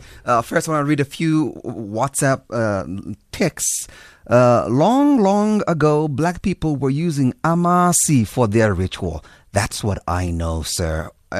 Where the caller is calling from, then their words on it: Gwagwa, Free State, South Africa; Hello, M. Bavenda. I'm listening from Gwagwa in the Free State.